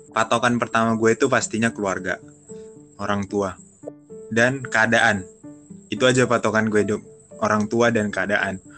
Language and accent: Indonesian; Medan, North Sumatra, Indonesia; now in Jakarta, Indonesia; karena gue datang dari Medan dari kampung datang ke Jakarta merantau